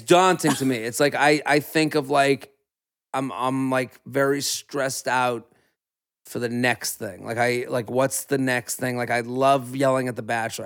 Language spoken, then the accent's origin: English; outside of Boston, Massachusetts, United States; now in New York City, United States; I grew up outside of Boston. I live in New York City